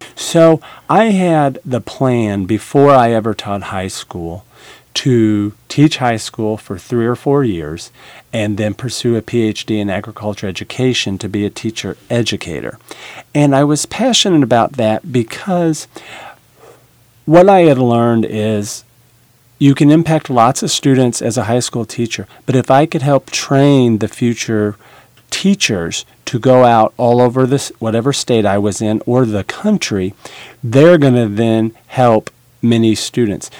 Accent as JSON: {"language": "English", "region": "Illinois", "country": "United States", "tie": "born or raised there", "moved": "yes", "lives_now": "Nebraska, United States", "said": "Originally, I'm from Illinois"}